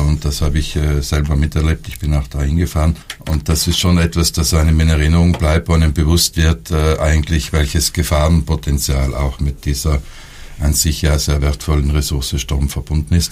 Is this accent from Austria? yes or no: no; South Tyrol, Trentino-Alto Adige, Italy; bei uns Südtirolern